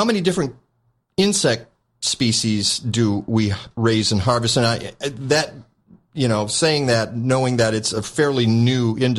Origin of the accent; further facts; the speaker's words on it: Detroit, Michigan, United States; I'm from Detroit.